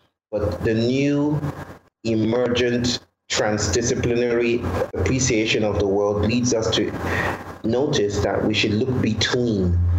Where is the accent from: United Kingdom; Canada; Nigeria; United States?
Nigeria; now in India; I'm from Nigeria. I now live in India.